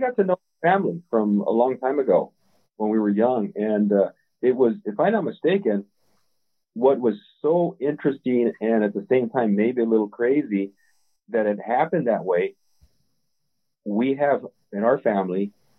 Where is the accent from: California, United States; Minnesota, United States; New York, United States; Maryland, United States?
California, United States; Montebello; Well, I knew your grandfather because he was a neighbor of ours when we grew up in Montebello.